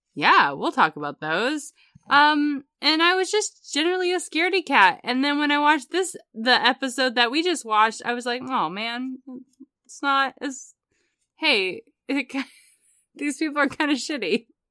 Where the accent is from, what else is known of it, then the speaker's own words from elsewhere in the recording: United States; as an American growing up in the nineties